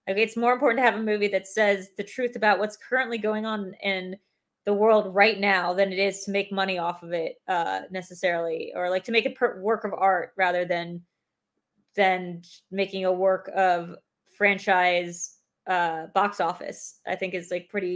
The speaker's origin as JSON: {"language": "English", "country": "United States", "said": "I have never been less proud to be an American"}